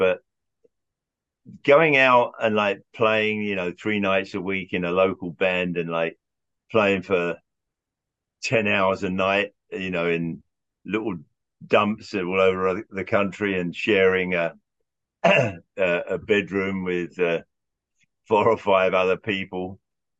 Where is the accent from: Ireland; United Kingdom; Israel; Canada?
United Kingdom; England; moved away as an adult; now in United States; When I was growing up in England, I was like 16, 17 years old, and we would rent a room above a pub in London